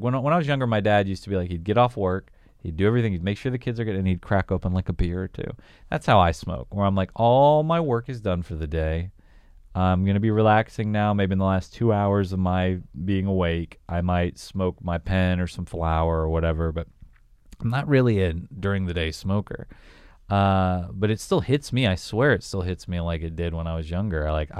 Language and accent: English; Southern United States, United States; I grew up in the South. We were a big blunt. We were a blunt city where I grew up.